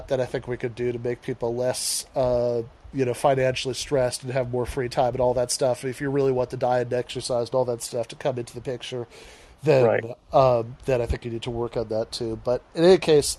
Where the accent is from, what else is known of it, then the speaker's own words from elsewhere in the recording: Midwest, United States; I'm a Midwesterner